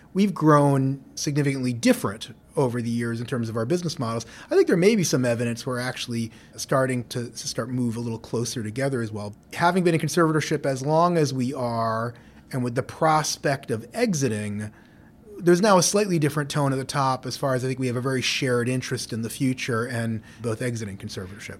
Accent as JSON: {"language": "English", "town": "New York City", "region": "New York", "country": "United States", "tie": "born or raised there", "said": "grew up in New York City in Lower Manhattan"}